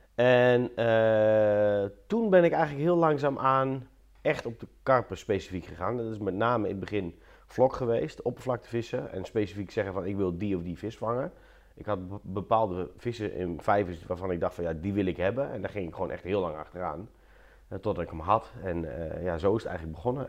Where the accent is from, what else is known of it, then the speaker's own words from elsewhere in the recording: Apeldoorn, Gelderland, Netherlands; In Apeldoorn. Ehm, en daar heb ik eigenlijk al eh, mijn hele leven gewoond.